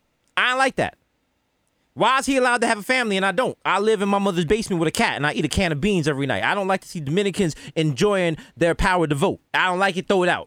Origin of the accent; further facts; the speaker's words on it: New York City, New York, United States; Me and all my niggas in the Bronx